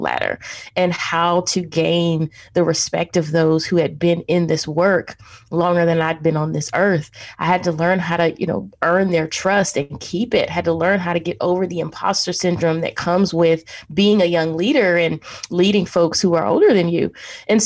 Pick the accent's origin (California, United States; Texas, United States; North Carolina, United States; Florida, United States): North Carolina, United States; Charlotte; also born or lived in Raleigh, North Carolina; I was born and raised in Charlotte, North Carolina